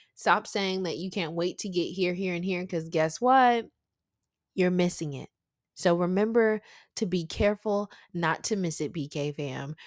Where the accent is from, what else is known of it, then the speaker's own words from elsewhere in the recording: the South, United States; I'm from the South